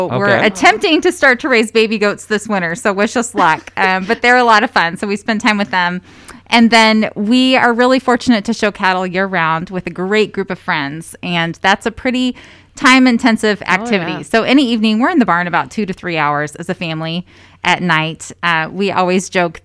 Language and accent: English; Madison County, Indiana, United States; moved away; It's just home. When we moved back, you know, that was where I grew up